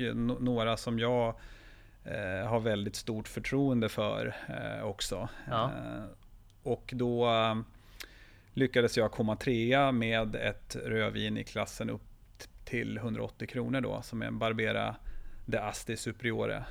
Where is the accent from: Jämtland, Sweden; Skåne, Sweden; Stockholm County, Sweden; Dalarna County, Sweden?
Jämtland, Sweden; jag är uppvuxen i Jämtland